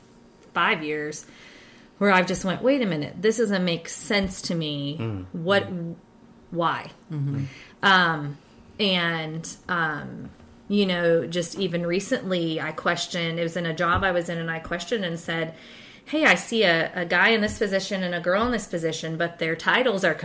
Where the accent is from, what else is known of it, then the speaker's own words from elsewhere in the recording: Ohio, United States; moved away; also born or lived in Bible Belt; I'm actually from the North as well, ironically. I'm an Ohioan